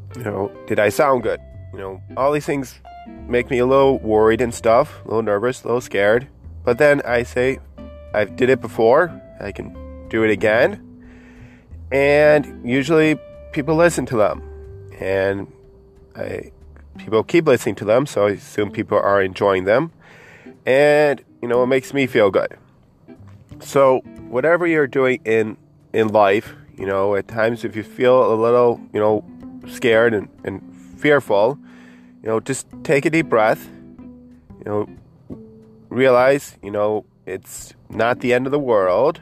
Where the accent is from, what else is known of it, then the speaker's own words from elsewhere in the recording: Buffalo, New York, United States; my hometown of uh, Buffalo, New York